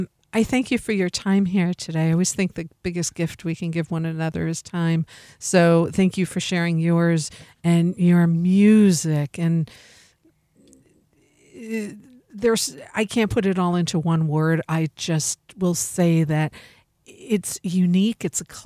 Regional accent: Germany; very industrialized. I'm from Germany.

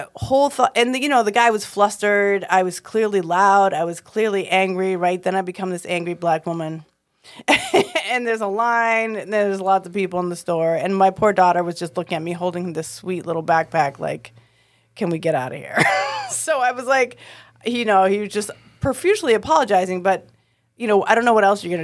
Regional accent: Boston, Massachusetts, United States; I'm from Boston.

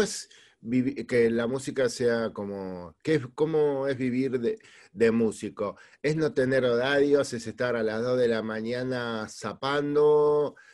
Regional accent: Argentina; also born or lived in Spain; Argentina es una de mis tierras

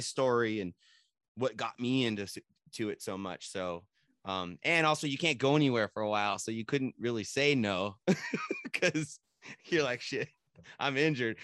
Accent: San Jose, California, United States; I'm from San Jose

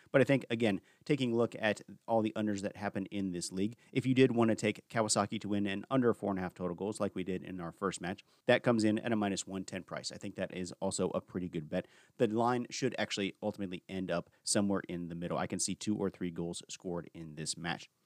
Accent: United States; I am an American

